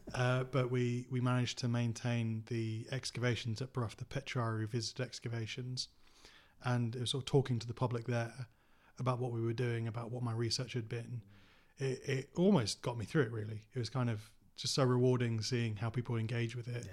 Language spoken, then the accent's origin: English; Cottingham, Yorkshire and the Humber, United Kingdom; I grew up in Cottingham